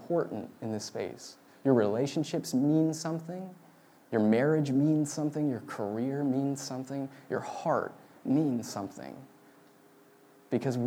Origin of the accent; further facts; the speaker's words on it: Marin County, California, United States; I grew up in Marin County, which is where Star Wars was born